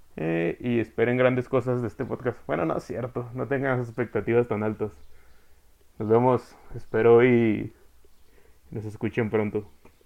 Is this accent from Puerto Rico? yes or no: no; Chihuahua, Mexico; dos norteños. Somos de Chihuahua.